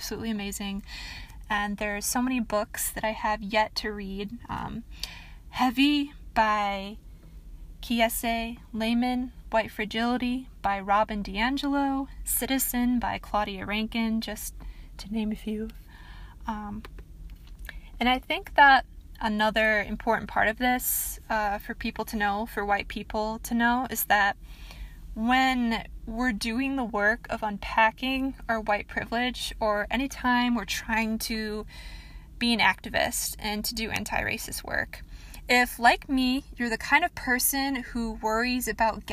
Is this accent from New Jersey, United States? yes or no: no; Michigan, United States; I am from Michigan. That is where I am from.